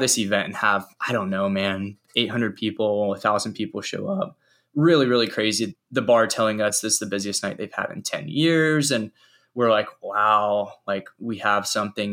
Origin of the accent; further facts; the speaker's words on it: Charlotte, North Carolina, United States; I grew up in Charlotte, North Carolina